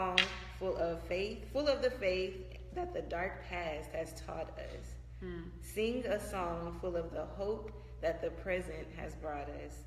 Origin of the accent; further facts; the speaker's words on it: Missouri City, Texas, United States; I grew up in Missouri City